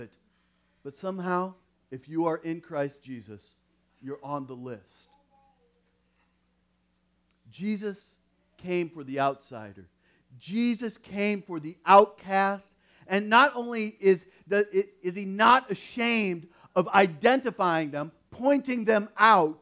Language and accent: English; Iowa, United States; growing up in Iowa